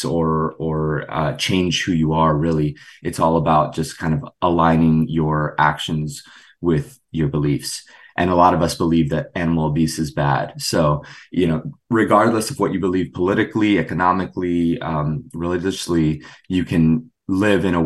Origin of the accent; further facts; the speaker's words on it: South Florida, United States; I was born in and raised in South Florida.